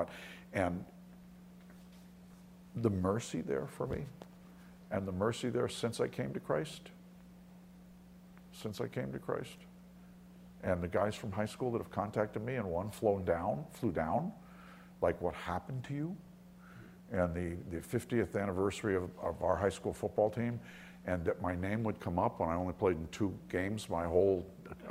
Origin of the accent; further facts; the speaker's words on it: Long Island, New York, United States; I grew up on Long Island